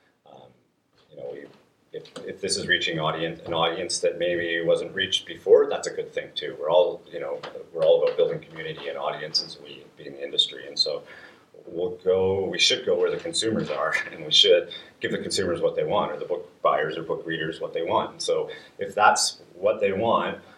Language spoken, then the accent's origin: English; Canada